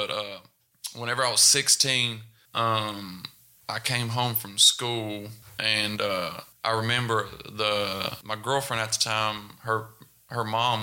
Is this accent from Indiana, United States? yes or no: no; Nicholasville, Kentucky, United States; also born or lived in Knott County, Kentucky / Prestonsburg, Kentucky / Lexington, Kentucky; third grade I moved to Nicholasville, Kentucky. And that's where I spent 8 years, 9 years until I was up to 16